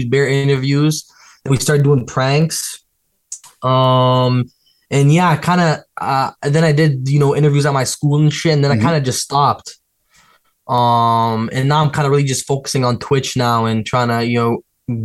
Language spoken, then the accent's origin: English; Toronto, Ontario, Canada; I was born in Toronto